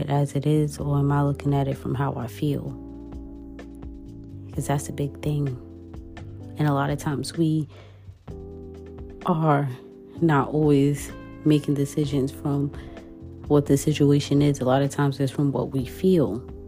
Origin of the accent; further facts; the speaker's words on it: New York City, New York, United States; as a New Yorker